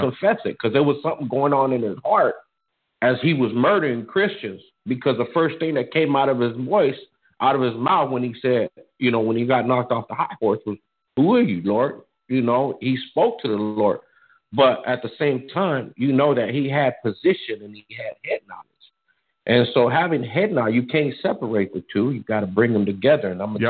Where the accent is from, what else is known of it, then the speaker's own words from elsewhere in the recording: Arizona, United States; I was born and raised in Arizona